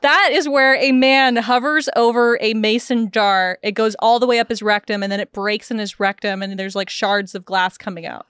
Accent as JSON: {"language": "English", "country": "United States", "said": "I'm American"}